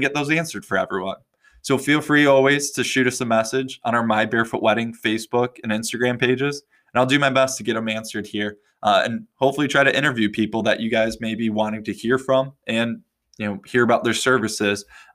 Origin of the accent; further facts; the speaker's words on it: West Michigan, United States; moved away as an adult; also born or lived in Detroit area / Europe / Australia / Bali; I was born in West Michigan, and after spending my childhood here, I bounced around quite a bit before moving back home